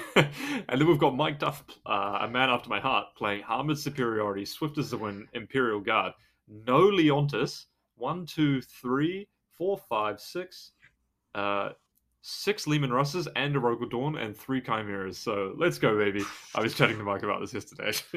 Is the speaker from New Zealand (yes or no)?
yes; New Zealand; I'm from New Zealand